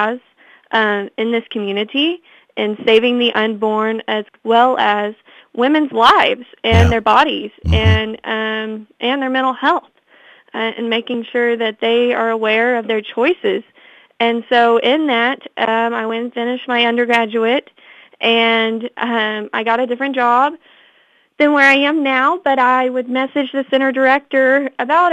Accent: Fort Smith, Arkansas, United States; I'm from the Fort Smith area, so I was coming home during the summertime

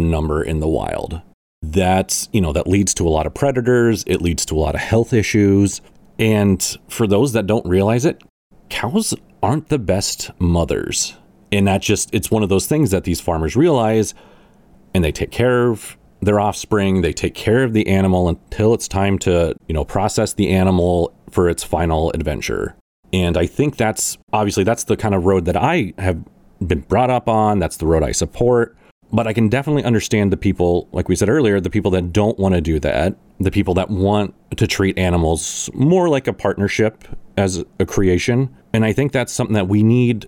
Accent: Midwest, United States; I grew up in the Midwest

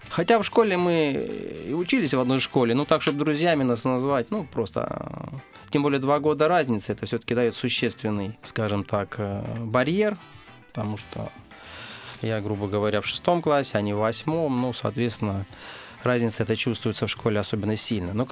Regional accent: Bryansk, Bryansk Oblast, Russia; now in Moscow, Russia; мы из Брянска.

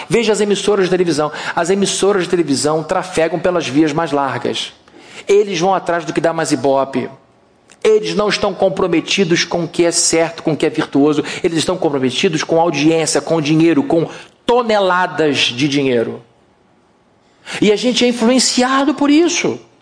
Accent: Rio de Janeiro, Brazil; O nosso Rio de Janeiro

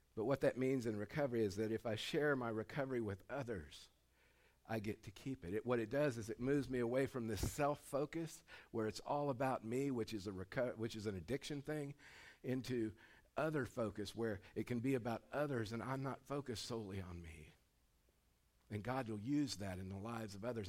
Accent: Dustin Acres, California, United States; moved away; I grew up in Dustin Acres, California

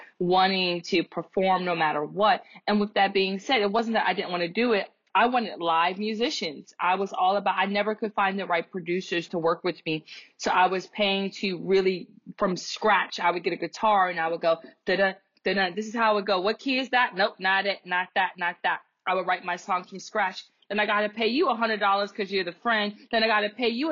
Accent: New York City, New York, United States; I'm from the South Bronx

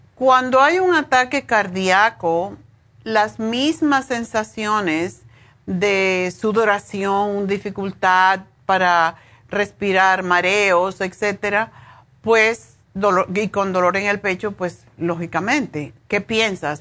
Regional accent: Cuba; moved away as an adult; cuando me fui de Cuba

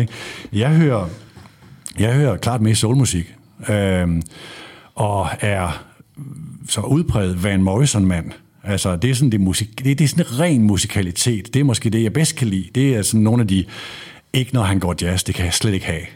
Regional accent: North Jutland, North Denmark Region, Denmark; jeg er fra Nordjylland

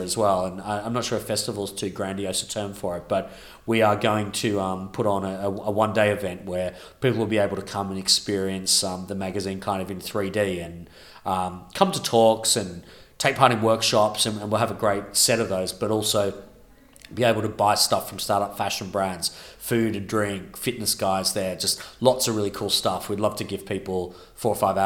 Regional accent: Melbourne, Victoria, Australia; now in London, United Kingdom; my hometown of Melbourne

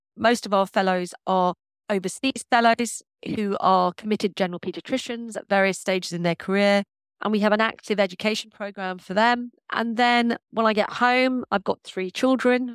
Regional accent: London, United Kingdom; also born or lived in Birmingham / Central Australia / South India; I'm from North London

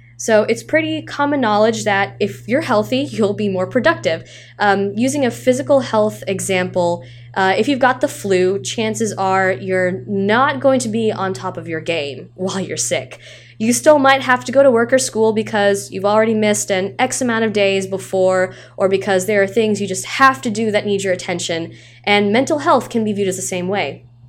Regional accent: Tennessee, United States; I live in Tennessee, I've grown up in Tennessee

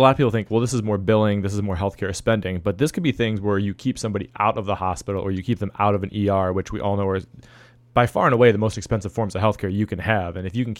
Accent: Ohio, United States; I'm from Ohio

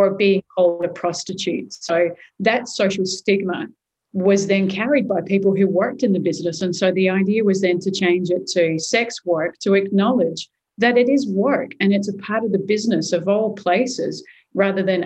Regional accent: Perth, Western Australia, Australia; moved away as an adult; also born or lived in Sydney; coming back to my hometown

